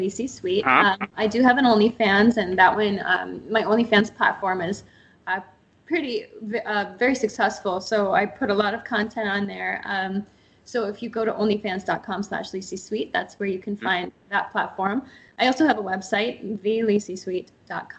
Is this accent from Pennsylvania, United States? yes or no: yes; just north of Pittsburgh, Northwest Pennsylvania, United States; moved away as an adult; also born or lived in Port St. Lucie, Florida / Atlanta, Georgia / Los Angeles, California; now in California, United States; I grew up in Northwest Pennsylvania, just north of Pittsburgh, Pennsylvania